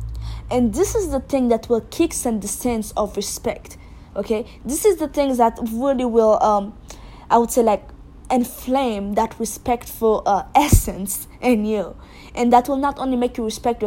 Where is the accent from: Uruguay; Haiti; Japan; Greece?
Haiti; I'm from Haiti